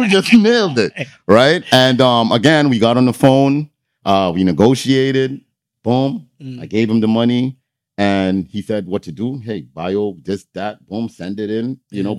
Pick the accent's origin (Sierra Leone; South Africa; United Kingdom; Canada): Canada; Toronto, Ontario; I'm from Toronto.